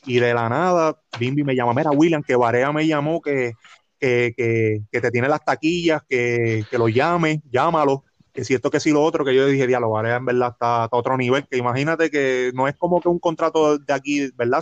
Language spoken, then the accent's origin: Spanish; Trujillo Alto, Puerto Rico; aquí en Trujillo Alto, que es el pueblo donde yo toda mi vida he vivido